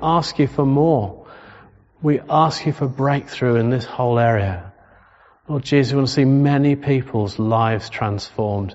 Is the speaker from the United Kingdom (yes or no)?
yes; England, United Kingdom; We're English. We're Solihull.